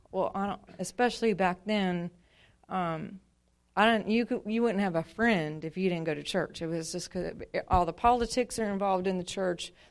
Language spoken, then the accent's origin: English; Montana, United States; now in Louisiana, United States; I'm originally from Montana. I've been in Louisiana now since '95. And uh, my dad was in the military, so we traveled a whole bunch, but always went back home to Montana